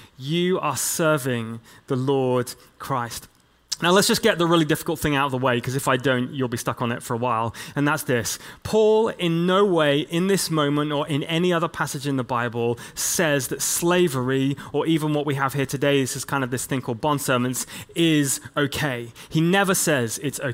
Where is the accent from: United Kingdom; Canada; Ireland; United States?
United Kingdom; England; as an English church leader, I come from this long line of people like William Wilberforce